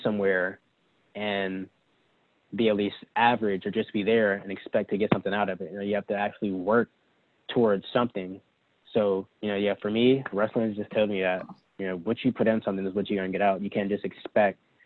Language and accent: English; Huntsville, Alabama, United States; moved away; growing up in North Alabama